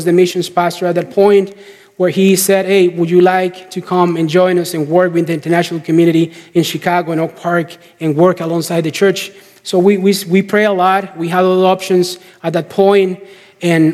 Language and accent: English; Costa Rica; moved away as an adult; We got back to Costa Rica. We're from Costa Rica.